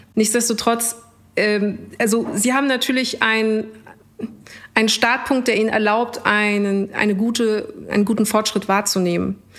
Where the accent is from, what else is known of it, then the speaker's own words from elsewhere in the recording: Munich, Bavaria, Germany; aus München.